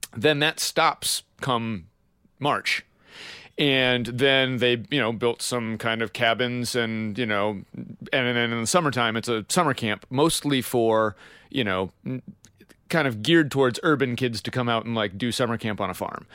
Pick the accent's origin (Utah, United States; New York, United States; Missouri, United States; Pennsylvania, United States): Pennsylvania, United States; I'm unabashedly from Pennsylvania